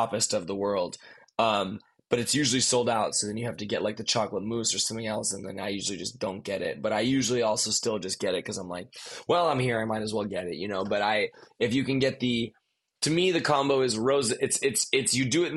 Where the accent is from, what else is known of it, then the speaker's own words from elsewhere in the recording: Highland Park, Illinois, United States; the city that I grew up in Illinois, in Highland Park, Illinois